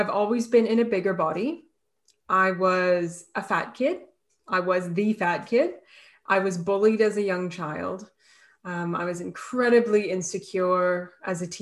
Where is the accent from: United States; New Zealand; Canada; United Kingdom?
Canada; now in Australia; I'm Canadian, and I am based in Australia right now